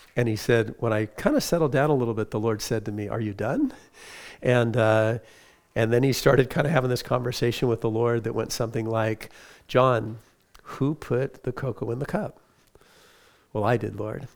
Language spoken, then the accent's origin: English; Huntington Beach, California, United States; I grew up in Huntington Beach, California